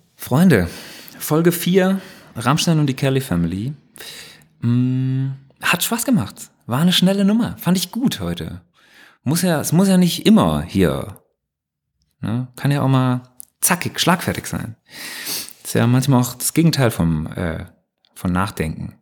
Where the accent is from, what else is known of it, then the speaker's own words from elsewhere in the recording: West Germany, Germany; ich als Wessi